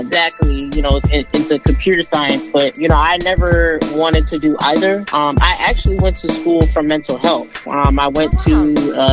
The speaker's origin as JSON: {"language": "English", "town": "Boston", "region": "Massachusetts", "country": "United States", "tie": "born or raised there", "also_born_or_lived": "Roslindale, Boston", "said": "I was born and raised in, in Massachusetts, Boston to be exact. Um, grew up in Mattapan"}